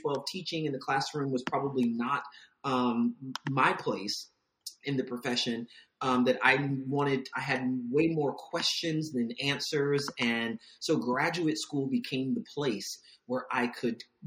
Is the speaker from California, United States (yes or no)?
no; Virginia Beach, Virginia, United States; I'm from Virginia Beach